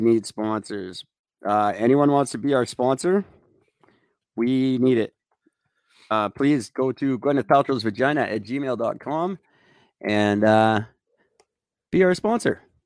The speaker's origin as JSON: {"language": "English", "country": "Canada", "said": "We're in all of them"}